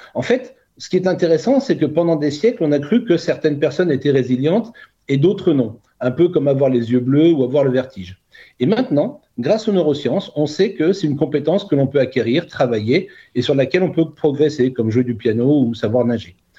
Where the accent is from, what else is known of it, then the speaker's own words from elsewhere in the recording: Burgundy, Bourgogne-Franche-Comté, France; moved away as an adult; also born or lived in Côte d'Azur; now in Cannes, France; je suis né en Bourgogne